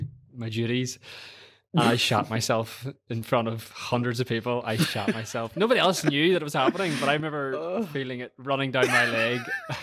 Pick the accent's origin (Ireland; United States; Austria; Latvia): Ireland; That one, and as an Irishman, I was an altar boy.